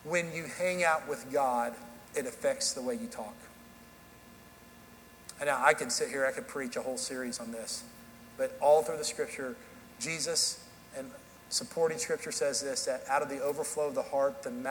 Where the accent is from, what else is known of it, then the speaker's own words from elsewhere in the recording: Dallas, Texas, United States; accent: southern drawl; moved away as an adult; also born or lived in Kansas City / Tennessee; now in Hendersonville, Tennessee, United States; I grew up in Dallas, Texas, and then for 18 years I lived there. I moved to Kansas City for college.